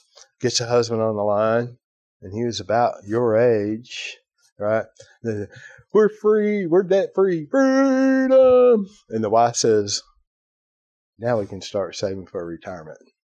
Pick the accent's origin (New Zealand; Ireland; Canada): Ireland; You know, I'm Irish, right?